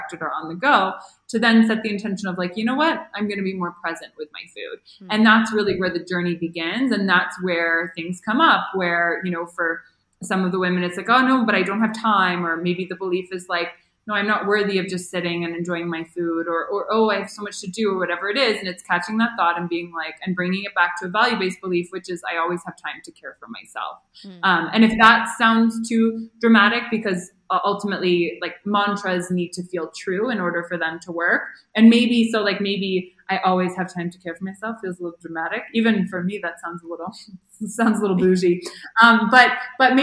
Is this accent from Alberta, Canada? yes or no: no; Toronto, Ontario, Canada; moved away as an adult; now in Mexico; I'm from Toronto and it's really cold in the winter